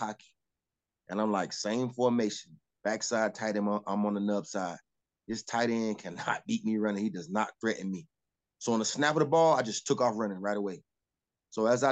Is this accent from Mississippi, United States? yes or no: no; Miami, Florida, United States; my hometown of Miami, Florida